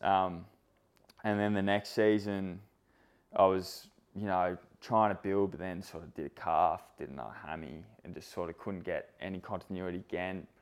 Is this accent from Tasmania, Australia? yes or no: no; Sydney, New South Wales, Australia; I grew up in Sydney